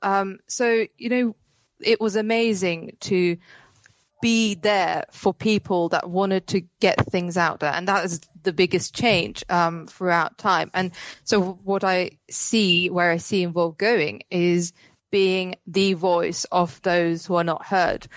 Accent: Cyprus; moved away; I'm in Cyprus at the moment

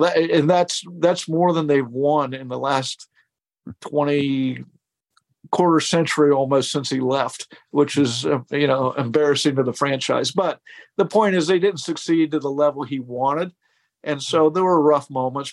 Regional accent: Columbus, Ohio, United States; I grew up in Columbus, Ohio

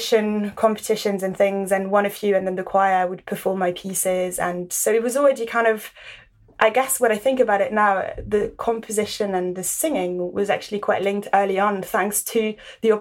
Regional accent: Paris, Île-de-France, France; now in London, United Kingdom; I grew up in Paris

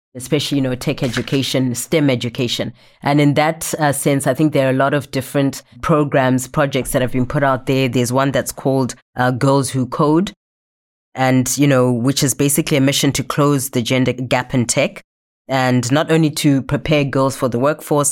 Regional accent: Zimbabwe; moved away; I'm from Zimbabwe

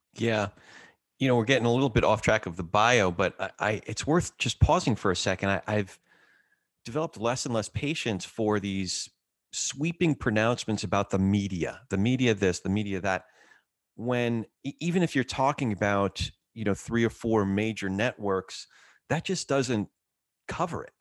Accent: New Jersey, United States; also born or lived in New York; my brother and I moved from New York to New Jersey

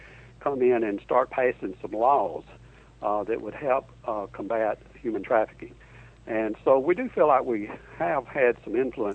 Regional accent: Alabama, United States; now in Orlando, United States

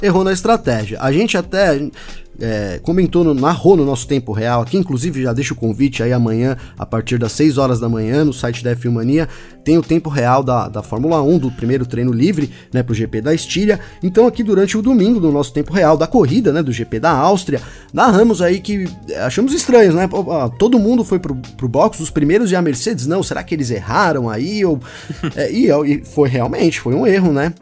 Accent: Brazil; como bom brasileiro

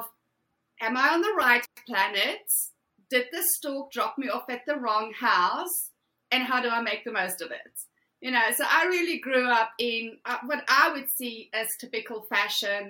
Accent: South Africa; moved away as an adult; Originally from South Africa, born and bred, Afrikaans girl, grew up in a typical Afrikaans household

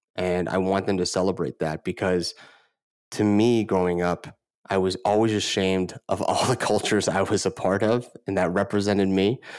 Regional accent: Moraga, California, United States; also born or lived in Honolulu, Hawaii; we moved here, uh, a little bit under, when I was under five. And I grew up in a town in Northern California, called Moraga

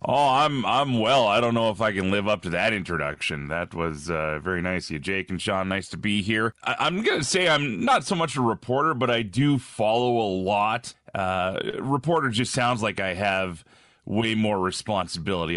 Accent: Red Deer, Alberta, Canada; moved away as an adult; also born or lived in Ontario / Edmonton, Alberta; now in Regina, Canada; I was born in Ontario, grew up mostly out west between, uh, different towns in Alberta. Uh, there's a city called Red Deer, where I spent a lot of my life.

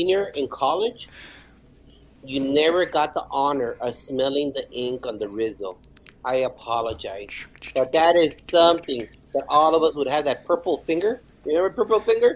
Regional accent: El Paso, Texas, United States; English is a second language; also born or lived in Ciudad Juarez, Chihuahua, Mexico; now in Garland, United States; I was born in Ciudad Juarez, Chihuahua, Mexico, and my mom immigrated our family to El Paso, Texas. I've been an El Pasoan for the majority of my life

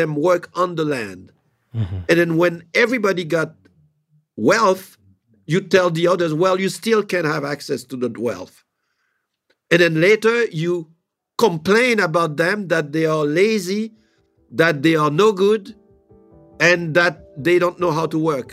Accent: Haiti; moved away; I do have a few properties in Haiti, which is my home country

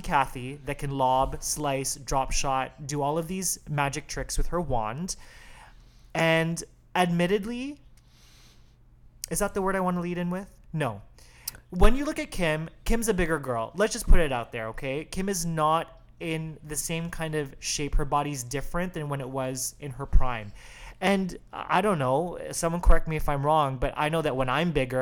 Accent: Chicago, Illinois, United States; I'm from Chicago

